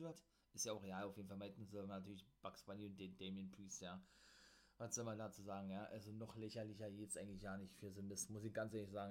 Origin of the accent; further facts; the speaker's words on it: Berlin, Germany; accent: Berliner; Mein Berliner Akzent